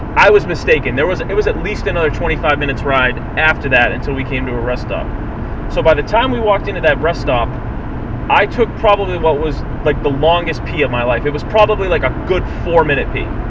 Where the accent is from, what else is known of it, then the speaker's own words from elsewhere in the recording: Massachusetts, United States; we're from Massachusetts